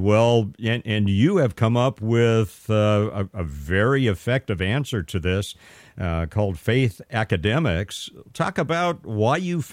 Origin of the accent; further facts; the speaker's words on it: Pasadena, California, United States; growing up in Northwest Pasadena in a very multi-ethnic school system